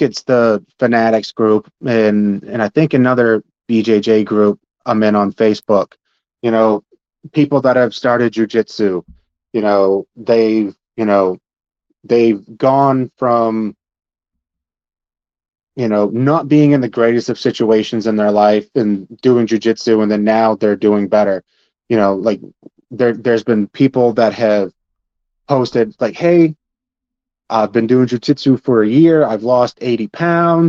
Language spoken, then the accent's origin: English; Princeton, Maine, United States; I grew up on the Passamaquoddy Reservation in Princeton, Maine.